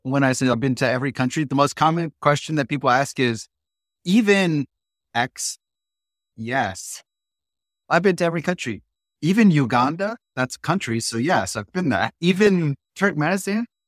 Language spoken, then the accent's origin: English; Ohio, United States; also born or lived in Germany; Growing up in Ohio